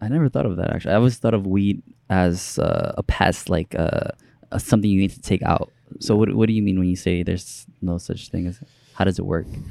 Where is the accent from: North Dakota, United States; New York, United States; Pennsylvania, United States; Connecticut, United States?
New York, United States; New York City; also born or lived in Dominican Republic; I grew up in New York City